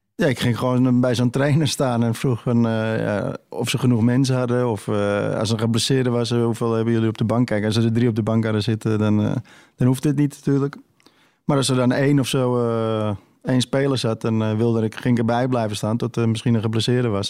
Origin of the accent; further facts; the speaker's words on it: Amsterdam, North Holland, Netherlands; ik groeide op in West en eh, ja, altijd op straat voetballen